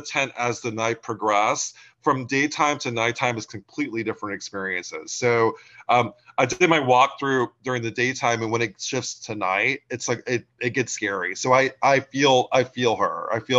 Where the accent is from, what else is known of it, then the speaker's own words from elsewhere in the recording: Pensacola, Florida, United States; now in New England, United States; so I grew up my dad was in the Navy, so I grew up in Florida, Pensacola, Florida. I moved here in the 90s